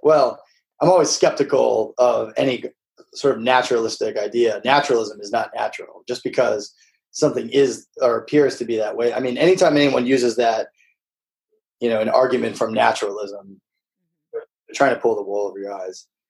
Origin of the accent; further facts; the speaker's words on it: Midwest, United States; moved away; also born or lived in the South (US); I grew up like in the Midwest and and then the South